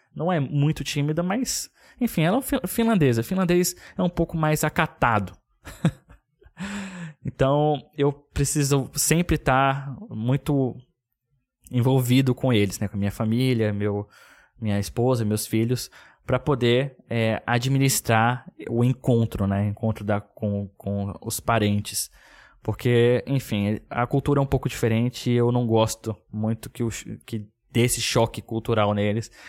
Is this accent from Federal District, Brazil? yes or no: yes; Brasília, Federal District, Brazil; moved away; Que sou de Brasília, minha família inteira tá lá